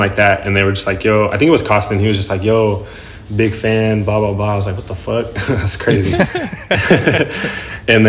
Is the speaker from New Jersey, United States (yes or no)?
no; Sacramento, California, United States; born or raised there; also born or lived in San Jose, California / Las Vegas, Nevada